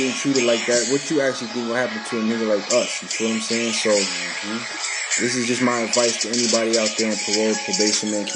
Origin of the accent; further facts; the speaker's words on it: New Orleans, Louisiana, United States; now in Orlando, United States; I'm from New Orleans, repping Orlando